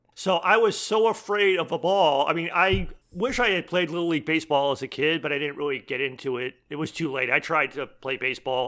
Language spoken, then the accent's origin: English; Boston, Massachusetts, United States; now in Iowa, United States; I grew up in Boston, so for New England, so not just, like, Massachusetts